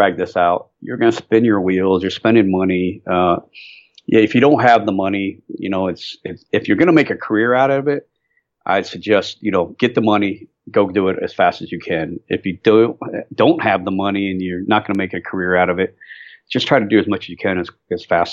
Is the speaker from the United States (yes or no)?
yes; near Cleveland, Northern Ohio, United States; now in North Carolina, United States; I'm from Ohio